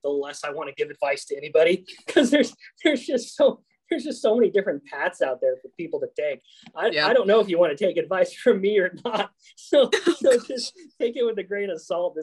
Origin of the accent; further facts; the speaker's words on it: Spring Lake, North Carolina, United States; I grew up in Spring Lake, North Carolina